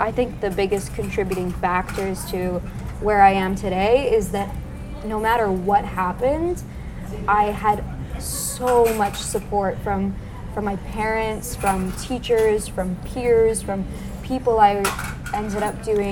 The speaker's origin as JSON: {"language": "English", "region": "southern Alberta", "country": "Canada", "tie": "born or raised there", "also_born_or_lived": "Windsor, Ontario", "moved": "as an adult", "lives_now": "Toronto, Canada", "said": "I was born in a really small town in southern Alberta called Clairsome. Nothing like Toronto."}